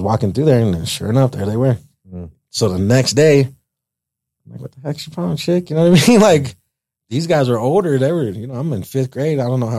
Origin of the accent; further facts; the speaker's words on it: Greeley, Colorado, United States; also born or lived in Uvalde, Texas; growing up in the Deltas